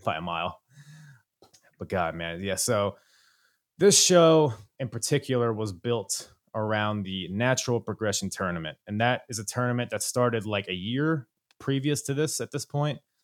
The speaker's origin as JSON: {"language": "English", "country": "United States", "said": "I'm an American"}